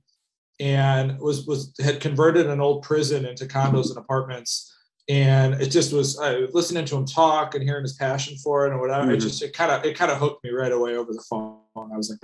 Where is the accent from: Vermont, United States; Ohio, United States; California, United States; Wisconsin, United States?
Wisconsin, United States; Madison; also born or lived in San Francisco; now in Minneapolis, United States; I grew up in Madison, Wisconsin.